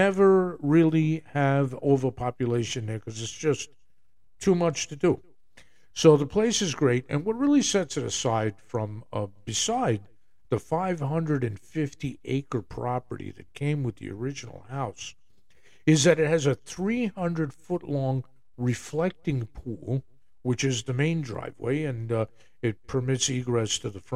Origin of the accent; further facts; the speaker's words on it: Jersey City, New Jersey, United States; I'm a proud New Jerseyan, born in Jersey City, New Jersey, there in Hudson County